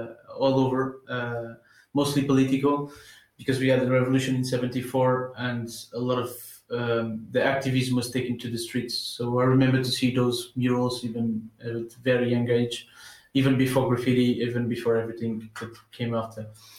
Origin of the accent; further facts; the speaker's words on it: Lisbon, Portugal; born there; I was born in the south side of Lisbon, so it's mostly working class neighborhoods